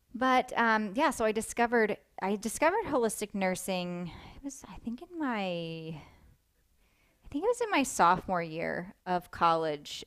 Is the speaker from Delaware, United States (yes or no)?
yes; Delaware, United States; I grew up in Delaware